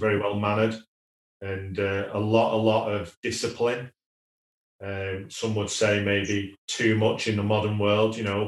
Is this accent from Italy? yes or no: no; Wigan, North West England, United Kingdom; I'm a working class lad. I was born in Wigan